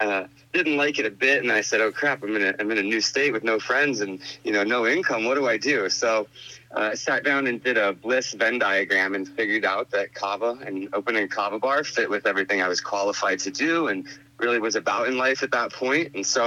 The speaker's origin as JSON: {"language": "English", "region": "Florida", "country": "United States", "tie": "born or raised there", "moved": "as an adult", "lives_now": "Arizona, United States", "said": "I grew up in Florida"}